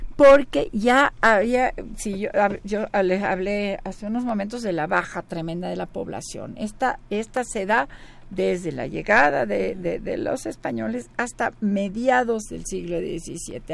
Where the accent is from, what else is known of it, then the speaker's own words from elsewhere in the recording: Mexico; el mexicano somos producto español, indio y negro